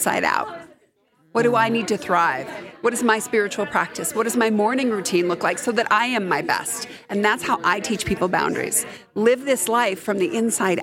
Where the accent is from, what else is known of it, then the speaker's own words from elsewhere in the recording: Colorado Springs, Colorado, United States; I grew up in Colorado Springs